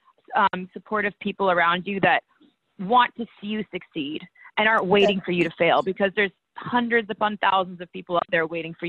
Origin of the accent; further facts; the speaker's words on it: Victoria, British Columbia, Canada; also born or lived in Calgary, Alberta; I'm from Victoria, BC